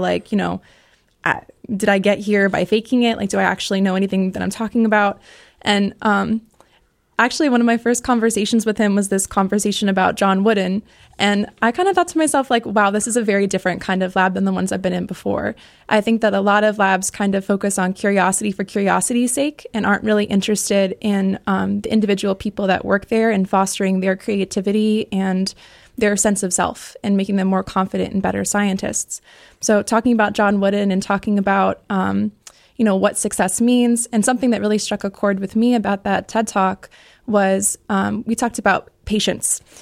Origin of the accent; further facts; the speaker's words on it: Connecticut, United States; moved away as an adult; now in Ohio, United States; I grew up in Connecticut and then went to University of Connecticut for undergrad